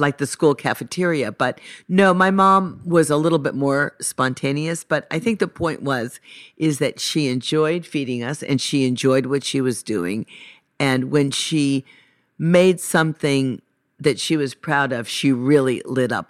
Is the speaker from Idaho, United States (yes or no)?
no; Los Angeles, California, United States; also born or lived in Encino; I was born in Sherman Oaks